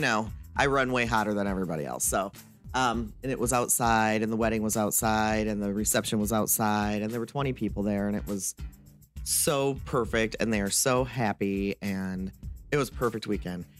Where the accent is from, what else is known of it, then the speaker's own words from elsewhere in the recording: Michigan, United States; also born or lived in Wisconsin; my home state of Michigan